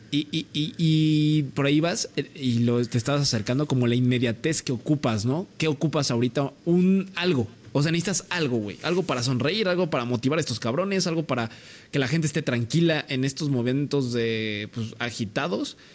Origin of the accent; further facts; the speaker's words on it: Mexico; lo digo como mexicano